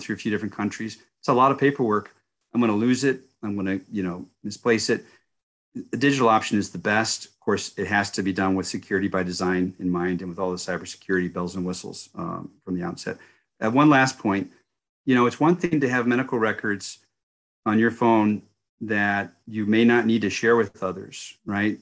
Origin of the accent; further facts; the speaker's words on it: United States; as an American citizen and one who worked hard for our country for thirty years overseas